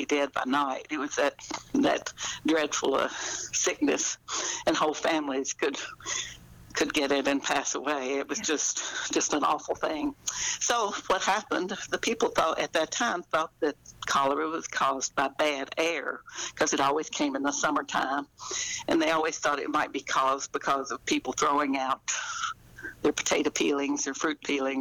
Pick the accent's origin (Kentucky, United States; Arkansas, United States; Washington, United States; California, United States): Kentucky, United States; I grew up here in Kentucky